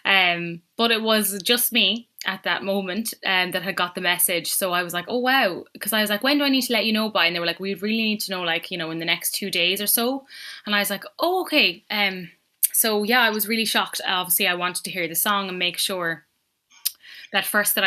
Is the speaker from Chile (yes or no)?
no; Ballinasloe, Connacht, Ireland; I'm from Ballinasloe in County Galway. Mm-hmm. So it's a small little town in the east of Galway, and it's amazing little town. I love it. I love being from here.